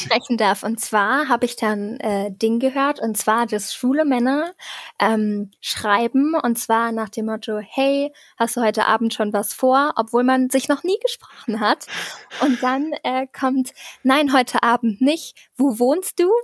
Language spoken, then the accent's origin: German; Saarbrücken, Saarland, Germany; ich komme aus Saarbrücken